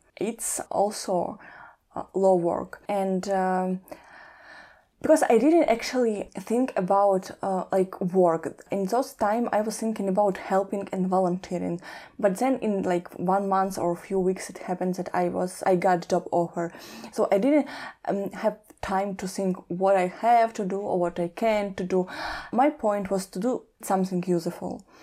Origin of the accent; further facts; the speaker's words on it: Kyiv, Ukraine; moved away as an adult; I'm from Kiev